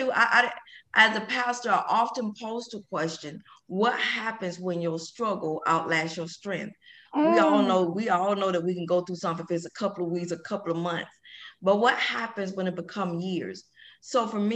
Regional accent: Atlanta, Georgia, United States; born and raised in Atlanta, Georgia

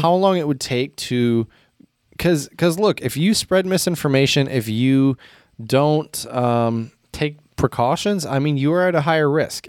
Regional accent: United States; as an American

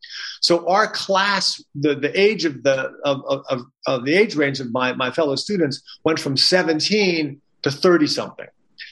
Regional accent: New York City, New York, United States; moved away as an adult; also born or lived in Stanford, California / China; I'd grown up in New York City, grew up in Brooklyn, went to a very small liberal arts, very liberal a high school in Brooklyn, had no grades.

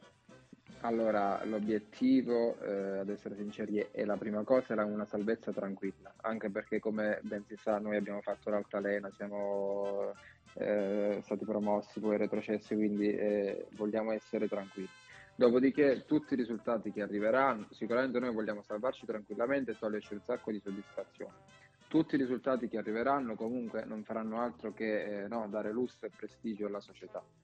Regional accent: Bari, Apulia, Italy; moved away as an adult; now in Rotonda, Italy; là ho fatto tutte le scuole praticamente a Bari, perché i miei genitori sono, sono di Rotonda, qui però si sono poi trasferiti a Bari per lavoro

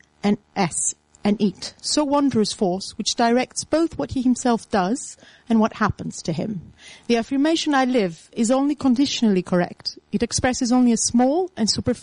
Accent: Attica, Greece; moved away; Attica, my hometown

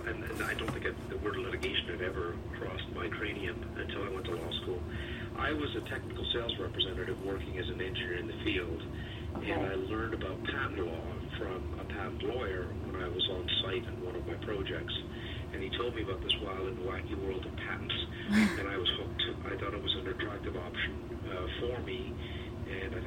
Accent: Sault Ste. Marie, Ontario, Canada; also born or lived in Swansea, Wales; now in Toronto, Canada; I was born in Swansea, Wales. My father was a metallurgical engineer, and he moved the family to northern Ontario, so I grew up in the Sioux.

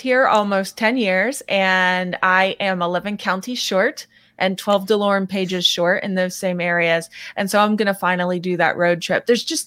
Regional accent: Pennsylvania, United States; I grew up in Pennsylvania, and I had to learn all the counties

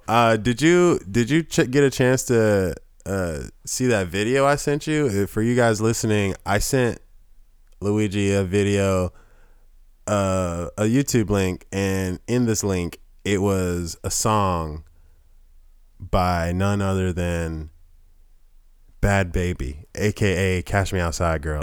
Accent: the South, United States; I'm from the South

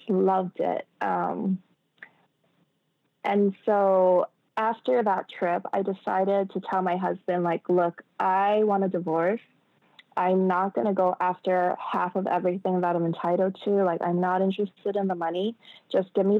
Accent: United States; moved away as an adult; I'm American

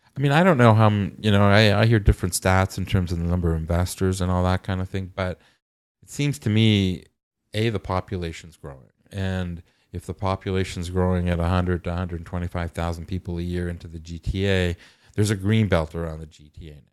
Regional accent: Toronto, Ontario, Canada; I grew up in North York

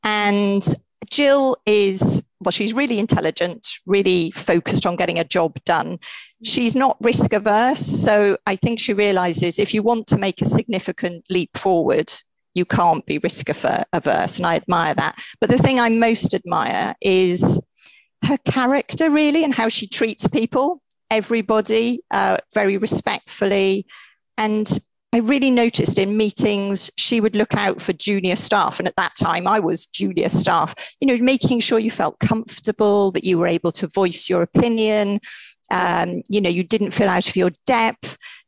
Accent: Wales, United Kingdom; and brought up in Wales. Did I tell you that?

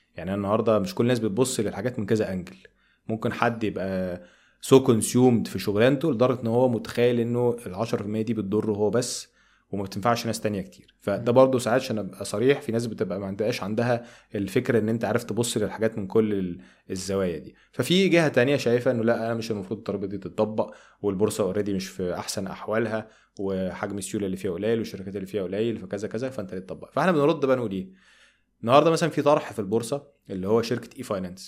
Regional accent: Egypt; عندنا في مصر

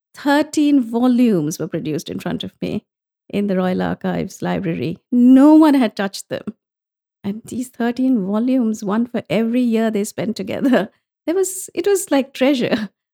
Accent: India; growing up in India, it was all the classics.

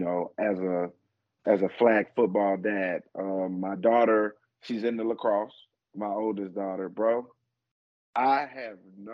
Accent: Arkansas, United States; moved away; I'm from Arkansas

